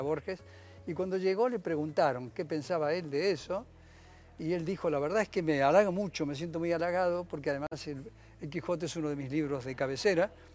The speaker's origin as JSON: {"language": "Spanish", "country": "Argentina", "also_born_or_lived": "Paris, France", "moved": "yes", "said": "los argentinos"}